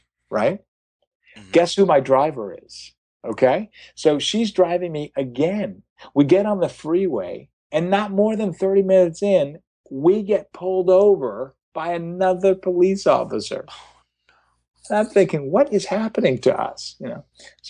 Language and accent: English; Los Angeles, California, United States; oh my God, I'm from Los Angeles. I'm hosting a television show.